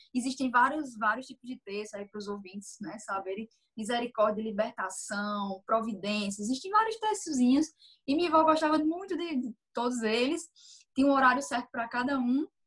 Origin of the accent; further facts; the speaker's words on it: Campina Grande, Paraíba, Brazil; sou de Campina Grande, Paraíba